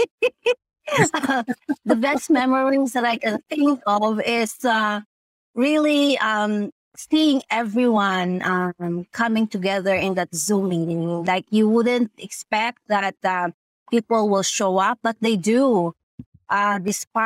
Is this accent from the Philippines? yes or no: yes; Philippines; now in United States; the values that we have as a Filipino